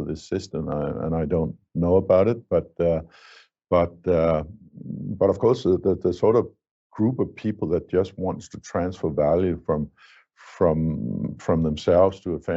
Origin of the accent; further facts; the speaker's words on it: Denmark; in my home country, Denmark